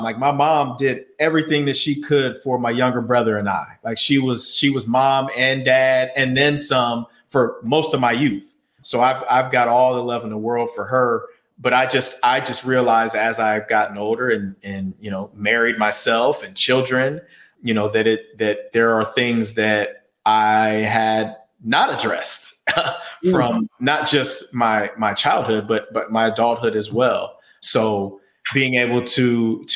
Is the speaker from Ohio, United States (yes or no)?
yes; Columbus, Ohio, United States; I'll be in Columbus. It's 2 hours away. That's my hometown.